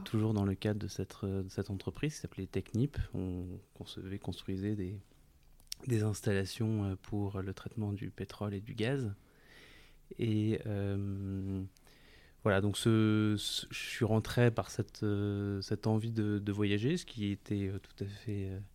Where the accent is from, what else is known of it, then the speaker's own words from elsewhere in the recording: France; also born or lived in Italy; chez nous en France